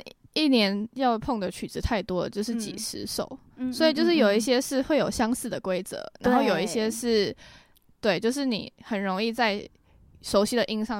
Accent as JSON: {"language": "Chinese", "town": "Tamsui", "region": "New Taipei", "country": "Taiwan", "tie": "born or raised there", "also_born_or_lived": "Netherlands", "said": "我是从小就在淡水长大。"}